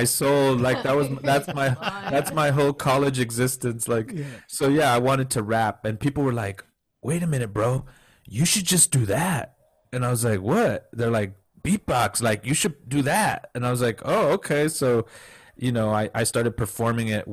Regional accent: McAllen, Texas, United States; also born or lived in Orange County, California / Bay Area, California; I was born in Orange County, California, but I was raised in, when I was 4 years old, I moved to McAllen, Texas, right down by the border of Mexico

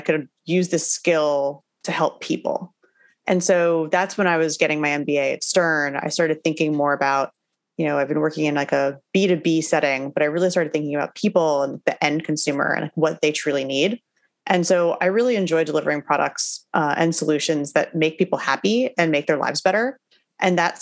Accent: New Jersey, United States; also born or lived in Brooklyn, New York City; now in New York City, United States; I grew up in New Jersey, so pretty close to where I'm living now

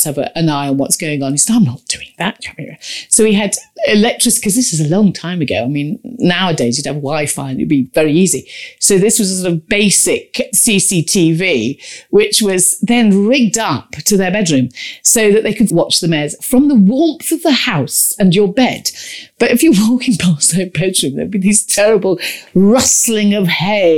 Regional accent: Warwickshire near Stratford-upon-Avon, West Midlands, United Kingdom; I grew up in Warwickshire near Stratford-on-Avon, near the river

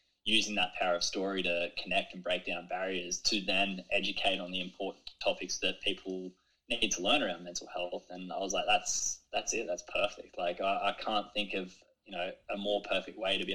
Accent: Kiama, New South Wales, Australia; growing up in Kiama around the ocean is something that has really shaped me

